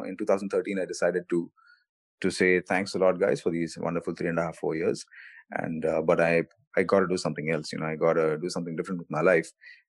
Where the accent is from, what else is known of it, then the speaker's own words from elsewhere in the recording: Bengaluru, Karnataka, India; I played badminton, tennis, cricket, and a bunch of other things as well growing up in Bangalore.